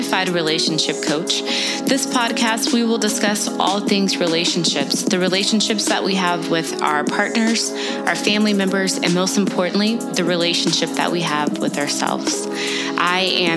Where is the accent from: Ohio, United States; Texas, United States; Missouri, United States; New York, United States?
Texas, United States; Dallas; now in Minneapolis, United States; I'm originally from Dallas, Texas